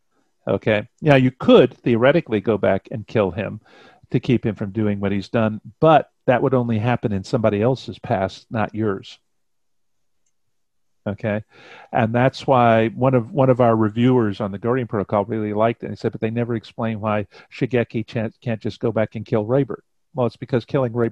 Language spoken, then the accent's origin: English; Cleveland, Ohio, United States; moved away; I was born in Cleveland